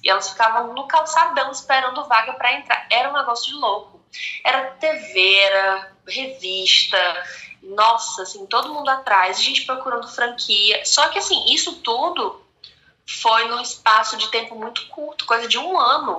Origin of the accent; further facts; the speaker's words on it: Fortaleza, Ceará, Brazil; Sou cearense de Fortaleza, 28 anos